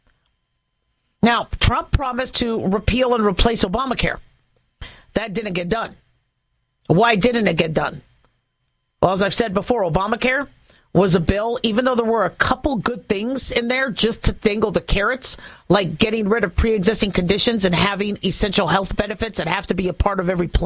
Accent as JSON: {"language": "English", "country": "United States", "said": "as an American"}